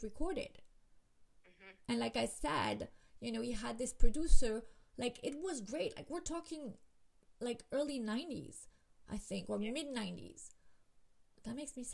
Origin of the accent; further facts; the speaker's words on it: Miami, Florida, United States; I'm from Miami